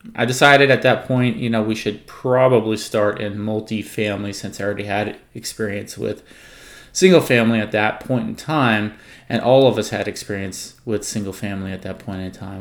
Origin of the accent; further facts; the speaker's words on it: California, United States; I was born and raised in California